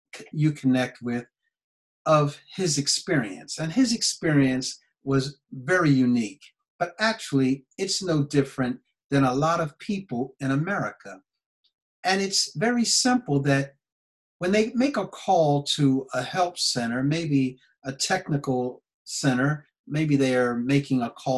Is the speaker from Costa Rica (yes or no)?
no; United States; I am an American